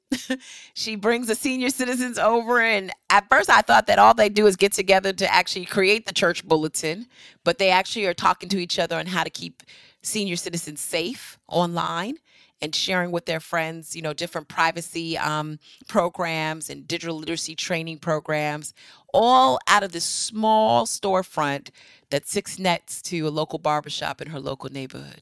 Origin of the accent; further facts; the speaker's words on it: New Rochelle, New York, United States; I'm from New Rochelle, New York